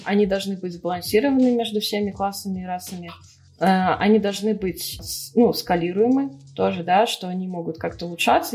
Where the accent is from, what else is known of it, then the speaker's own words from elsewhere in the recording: Belarus; moved away as an adult; now in Russia; я вообще из Беларуси, э, и, соответственно, образование получала там же